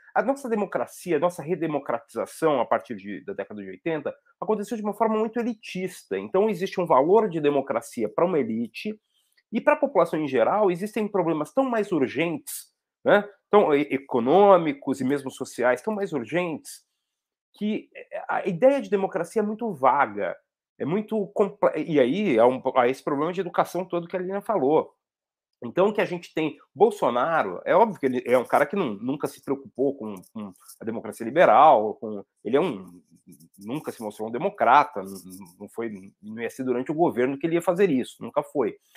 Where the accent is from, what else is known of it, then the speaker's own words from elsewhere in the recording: São Paulo, Brazil; Eu tô, eu tô aqui em São Paulo, tô em Sapopemba, tô onde eu cresci, a casa da minha mãe